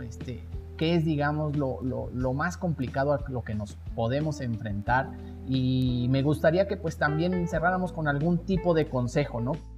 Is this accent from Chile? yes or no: no; Mexico; como mexicanos